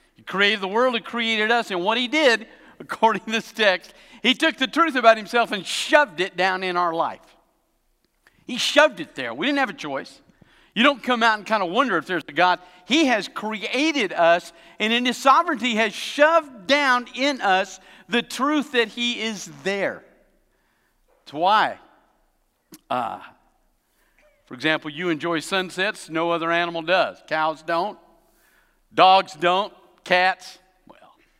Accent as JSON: {"language": "English", "region": "Tennessee", "country": "United States", "tie": "born or raised there", "also_born_or_lived": "Alabama", "moved": "yes", "said": "I was born in Tennessee."}